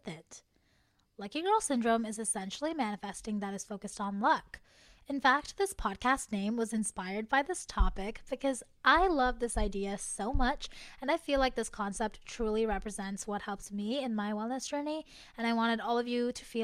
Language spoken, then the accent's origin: English; Canada; as a Canadian girly